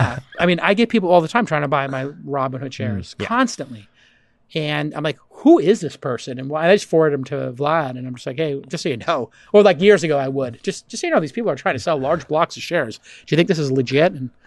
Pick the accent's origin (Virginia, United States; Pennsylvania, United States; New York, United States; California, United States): New York, United States; Brooklyn; Bay Ridge, Brooklyn. Wow. Yeah, that's where I grew up.